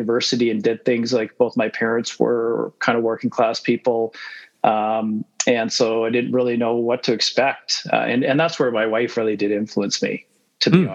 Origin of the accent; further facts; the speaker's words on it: Manitoba, Canada; moved away as an adult; also born or lived in United States / Winnipeg; now in Calgary, Canada; we moved to Canada when I was six.